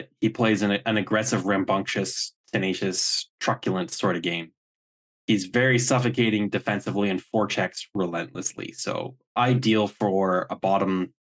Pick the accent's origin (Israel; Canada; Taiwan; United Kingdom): Canada; I'm Canadian.